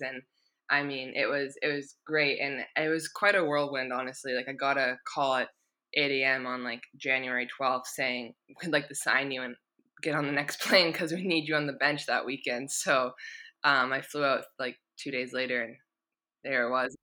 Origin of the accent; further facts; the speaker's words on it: Victoria, British Columbia, Canada; moved away as an adult; now in England; my hometown. Like I'm proud just to be from Victoria